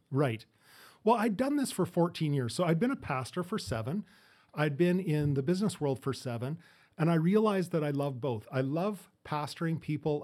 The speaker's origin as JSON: {"language": "English", "town": "Edmonton", "region": "Alberta", "country": "Canada", "tie": "born or raised there", "also_born_or_lived": "Fort St. John", "moved": "yes", "said": "I grew up in, or born in Fort Saint John, grew up in Edmonton, moved out here in the, in the eighties with my family."}